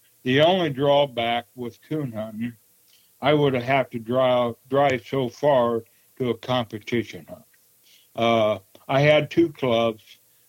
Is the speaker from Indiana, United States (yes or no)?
yes; Wabash, Indiana, United States; also born or lived in Prue, Indiana; Yes, I was raised in Wabash, Indiana. Actually, I was born in Prue, Indiana